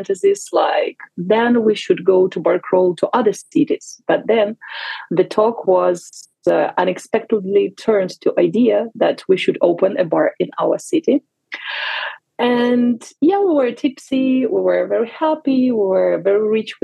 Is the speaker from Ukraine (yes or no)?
yes; Vinnytsia, Vinnytsia Oblast, Ukraine; moved away as an adult; now in Barcelona, Spain; I'm originally from Vinnytsia. Many people are confused. They think it's Venice, but it's Vinnytsia. It's like two hours of drive to drive from Kyiv. So it's in the central part of Ukraine. It's my hometown.